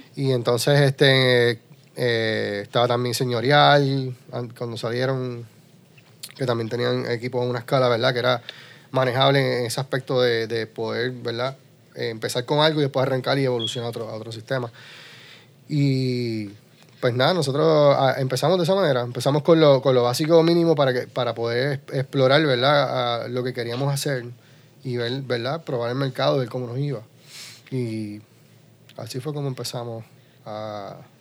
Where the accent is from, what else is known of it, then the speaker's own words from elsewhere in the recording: Utuado, Puerto Rico; nos identifica como isleños, puertorriqueños, porque estamos rodeados de agua, y como utuadeños, porque en Mutuado tenemos dos lagos